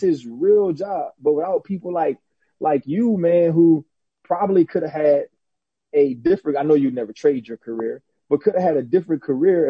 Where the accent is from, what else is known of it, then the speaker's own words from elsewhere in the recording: New Orleans, Louisiana, United States; I'm from New Orleans.